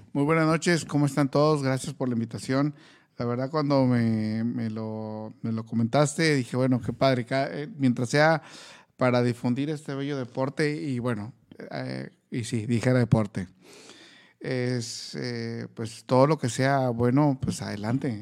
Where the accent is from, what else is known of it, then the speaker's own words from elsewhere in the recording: Mexico; como mexicano